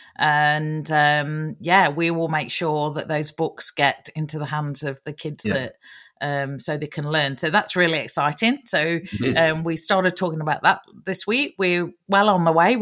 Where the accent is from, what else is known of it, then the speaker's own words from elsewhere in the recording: England, United Kingdom; now in Australia; being English-born, an English-born Australian that I am